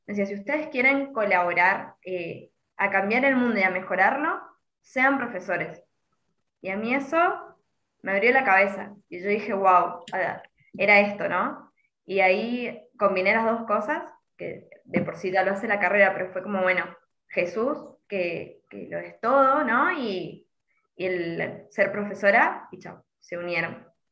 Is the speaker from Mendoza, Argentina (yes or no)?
yes; Mendoza, Argentina; yo soy de Mendoza